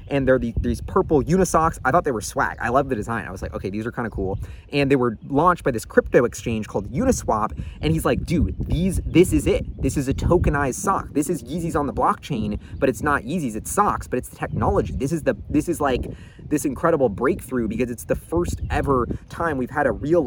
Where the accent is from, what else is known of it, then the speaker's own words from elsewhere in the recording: New York City, New York, United States; growing up in New York, seeing the Supreme line every day when I'm rocking around NYU campus